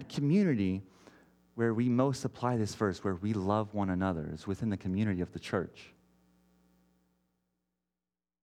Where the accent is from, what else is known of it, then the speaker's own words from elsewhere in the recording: Texas, United States; moved away as an adult; now in Portland, United States; I grew up in Texas